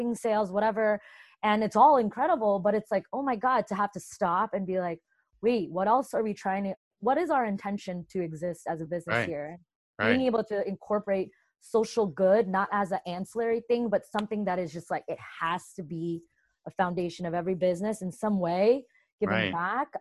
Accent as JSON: {"language": "English", "region": "New Jersey", "country": "United States", "tie": "born or raised there", "also_born_or_lived": "Brooklyn, New York", "said": "I was born in Brooklyn and raised mostly in New Jersey"}